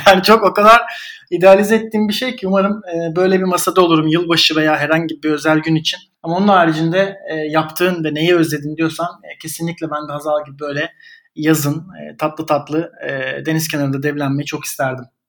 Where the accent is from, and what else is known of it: Istanbul, Turkey; born or raised there; moved away as an adult; also born or lived in Italy; now in Berlin, Germany